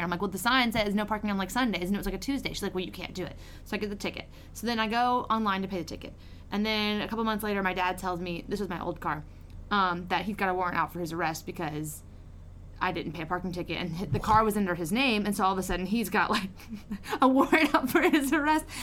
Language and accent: English; Lake Charles, Louisiana, United States; I'm from the Lake Charles area